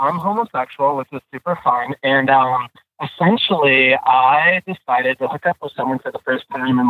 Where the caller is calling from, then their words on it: Des Moines, Iowa, United States; I'm 26. I live in Des Moines, Iowa. It's a thrilling metropolis of a city.